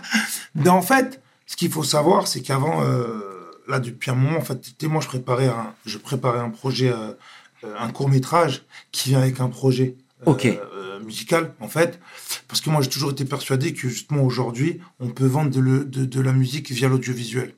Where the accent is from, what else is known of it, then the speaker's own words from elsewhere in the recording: Floirac, Nouvelle-Aquitaine, France; je viens de Bordeaux, je viens de florac gravement, je viens d'un quartier